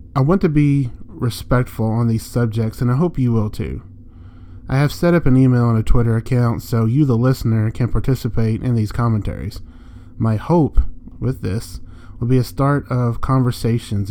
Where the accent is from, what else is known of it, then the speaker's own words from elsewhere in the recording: Jasper, Alabama, United States; I'm from Jasper, Alabama